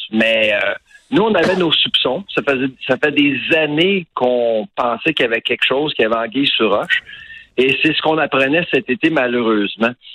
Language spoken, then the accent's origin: French; Eastern Townships, Bois-Francs, Quebec, Canada; la région d'où je viens, les cantons de l'Est, Bois-Franc